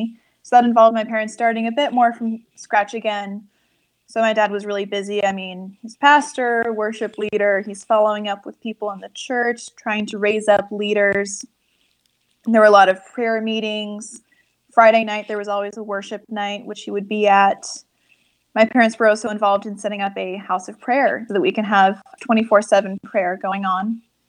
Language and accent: English; Turkey; For me, growing up in Turkey felt normal.